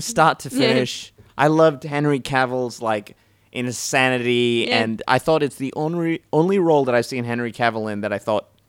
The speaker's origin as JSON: {"language": "English", "country": "New Zealand", "tie": "born or raised there", "moved": "yes", "lives_now": "Australia", "said": "I grew up in New Zealand"}